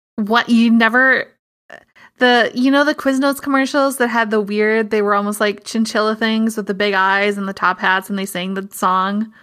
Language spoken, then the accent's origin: English; Midwest, United States; as a Midwesterner